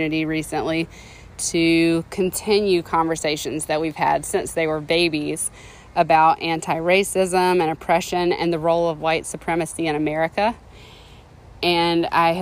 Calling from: North Carolina, United States; I'm calling from North Carolina

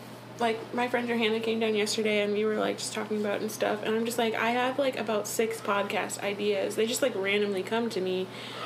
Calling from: Detroit, Michigan, United States; I'm calling from Detroit.

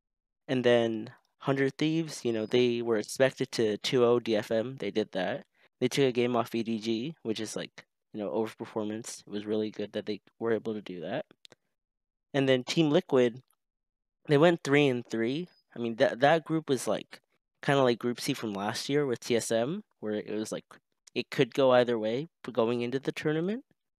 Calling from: Gainesville, Florida, United States; Gainesville, Florida.

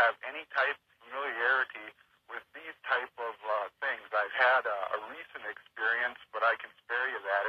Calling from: Valparaiso, Indiana, United States; I am calling from Valparaiso, Indiana.

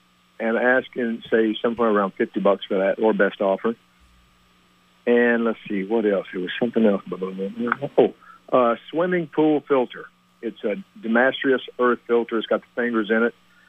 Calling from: Milton, Vermont, United States; I'm calling from Milton.

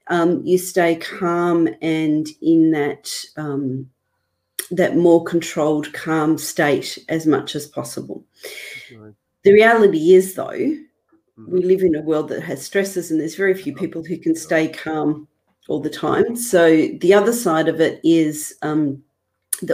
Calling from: Victoria, Australia; I'm in Victoria in Australia, which, if people know Melbourne, I'm basically in regional Victoria, so about an hour north of Melbourne.

